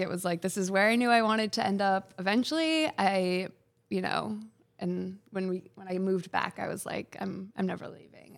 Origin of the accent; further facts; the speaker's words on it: Freeport, Maine, United States; I grew up in Freeport